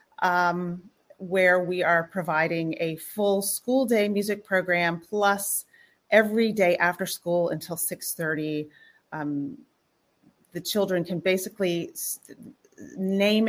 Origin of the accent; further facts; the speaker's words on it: Houston, Texas, United States; now in New York, United States; I grew up in Houston, Texas